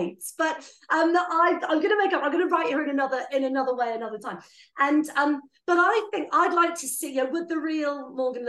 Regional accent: Blandford Forum, South West England, United Kingdom; I'm from Blandford Forum originally

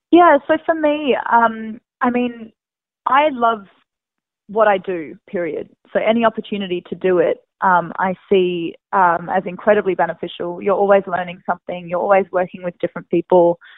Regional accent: Perth, Western Australia, Australia; moved away as an adult; now in United States; Perth, which yeah. is my hometown

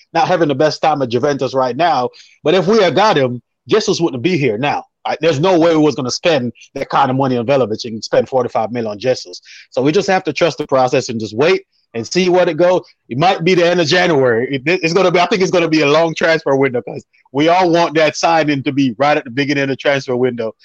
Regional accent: Jamaica; I'm a Jamaican

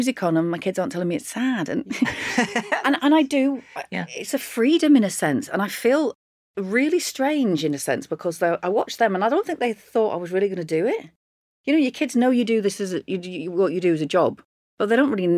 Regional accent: Lancashire, between Bury and Ramsbottom, North West England, United Kingdom; I grew up in Lancashire in this little town. The nearest town was Bury. I was between Bury and a place called Ramsbottom

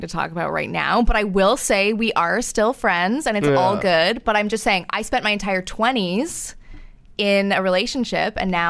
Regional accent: Canada; moved away; I mean, being Canadian is quite a thing.

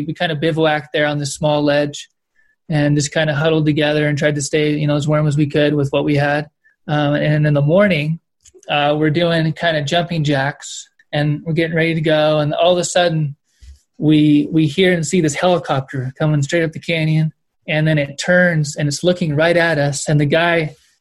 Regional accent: Kern Valley, California, United States; I grew up in the Kern Valley, which is a Southern Sierra

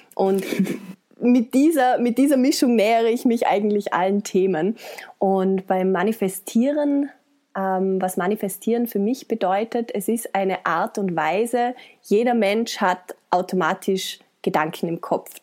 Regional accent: Vorarlberg, Austria; Ich komme aus Österreich, aus Vorarlberg, bin 31 Jahre alt

